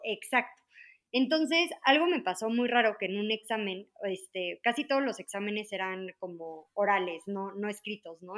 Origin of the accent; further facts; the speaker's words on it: Mexico City, Mexico; soy de la Ciudad de México, este, toda mi vida he vivido aquí